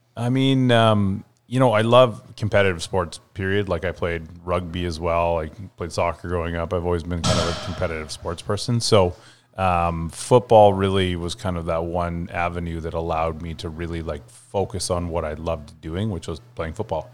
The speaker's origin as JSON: {"language": "English", "town": "West Vancouver", "region": "British Columbia", "country": "Canada", "tie": "born or raised there", "also_born_or_lived": "Ontario", "lives_now": "South Surrey, Canada", "said": "I was born in Ontario, grew up mm. in Lower Mainland, grew up on the North Shore"}